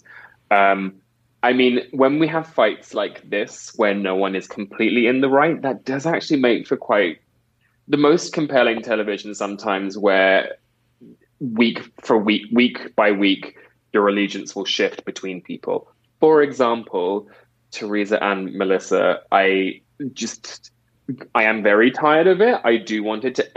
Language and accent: English; England, United Kingdom; I'm British from England.